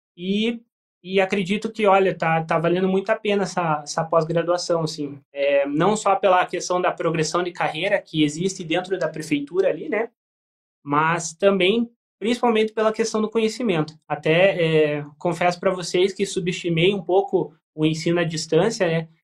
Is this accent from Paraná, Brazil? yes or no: yes; Tijucas do Sul, Paraná, Brazil; eu sou de Tijucas do Sul, na região metropolitana